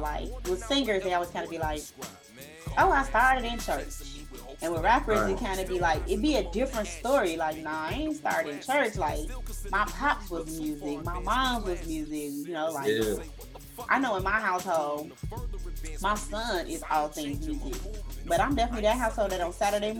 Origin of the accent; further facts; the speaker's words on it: Chicago, Illinois, United States; I grew up in Roseland, So it was just kind of like, I wasn't a hood chick because my mama wasn't having it, but I was a hood chick because of where I grew up